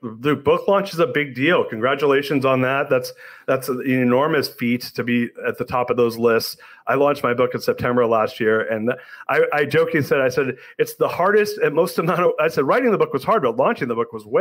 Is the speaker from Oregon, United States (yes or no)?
no; Southern California, United States; I grew up in Southern California.